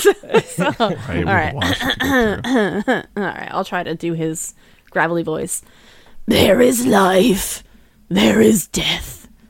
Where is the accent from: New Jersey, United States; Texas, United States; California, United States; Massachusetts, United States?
New Jersey, United States; I'm from New Jersey.